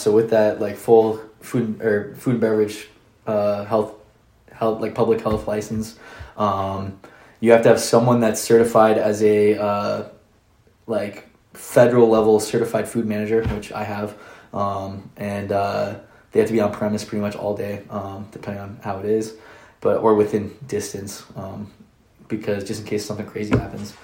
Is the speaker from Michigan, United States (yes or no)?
no; Orlando, Florida, United States; moved away; we're originally from Orlando, Florida